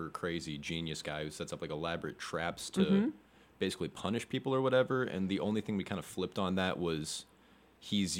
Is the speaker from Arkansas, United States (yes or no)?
yes; Fayetteville, Arkansas, United States; I'm from Fayetteville, Arkansas.